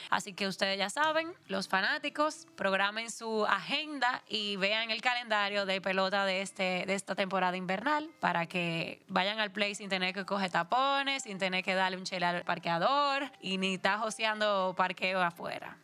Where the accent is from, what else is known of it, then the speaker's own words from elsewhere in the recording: Dominican Republic; nosotros como dominicanos